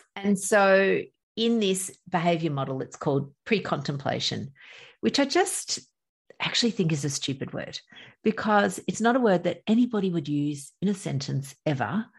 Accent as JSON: {"language": "English", "country": "Australia", "accent": "Australian", "said": "I'm from Australia. You can probably tell by my accent."}